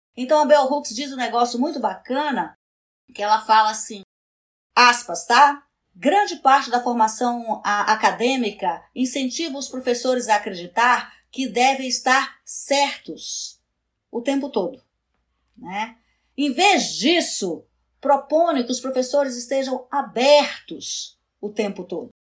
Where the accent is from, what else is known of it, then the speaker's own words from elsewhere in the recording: Amapá, Brazil; eu nasci na Amazônia. Né? Eu acho assim que nascer na Amazônia, viver na Amazônia, é, num estado como o Amapá